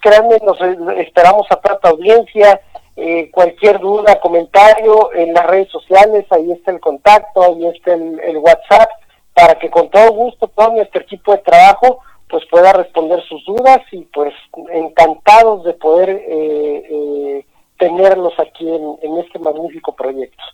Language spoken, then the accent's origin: Spanish; Mexico City, Mexico; also born or lived in Yucatán; now in Mérida, Mexico; yo crecí, nací en la Ciudad de México